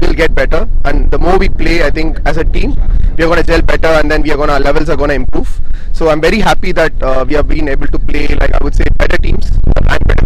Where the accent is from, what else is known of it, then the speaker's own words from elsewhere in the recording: India; moved away; I'm from India